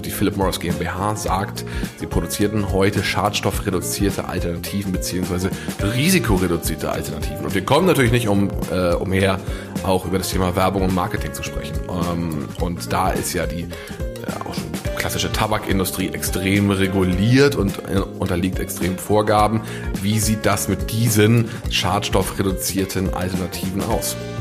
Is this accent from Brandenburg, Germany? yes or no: no; Ammersee, Bavaria, Germany; moved away; am Ammersee treffen, meiner alten Heimat